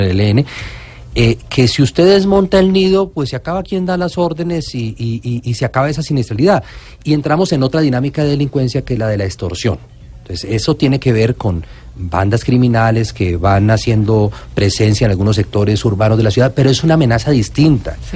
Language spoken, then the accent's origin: Spanish; Colombia